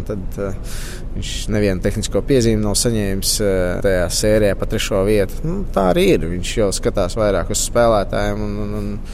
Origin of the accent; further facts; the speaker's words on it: Latvia; Latvijas fināls, no kurienes es esmu nācis